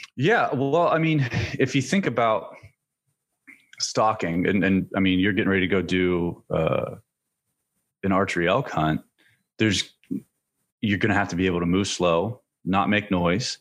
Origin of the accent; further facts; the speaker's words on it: central Pennsylvania, United States; now in Virginia, United States; I'm from, I'm from central Pennsylvania